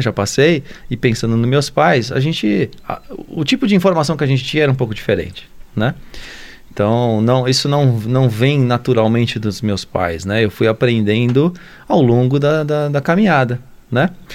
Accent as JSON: {"language": "Portuguese", "region": "São Paulo", "country": "Brazil", "tie": "born or raised there", "also_born_or_lived": "France / United States", "moved": "as an adult", "lives_now": "Lavras, Brazil", "said": "nasceu lá no Jaçanã, em São Paulo. Sou paulistano"}